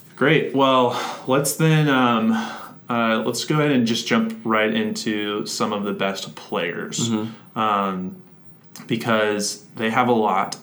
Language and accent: English; Orlando, Florida, United States; I grew up in Orlando